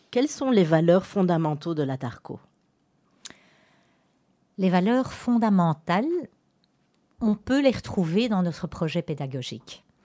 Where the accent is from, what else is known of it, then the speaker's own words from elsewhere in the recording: Antwerp, Flanders, Belgium; j'ai vécu toute ma vie pratiquement dans la communauté anversoise à Anvers même